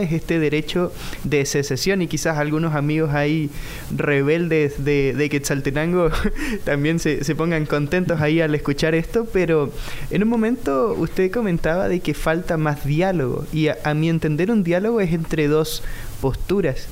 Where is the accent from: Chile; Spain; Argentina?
Chile; moved away; vengo de Chile